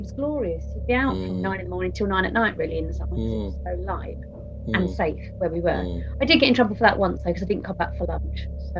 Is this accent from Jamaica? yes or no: no; East of England, United Kingdom; Yeah. Gave it away.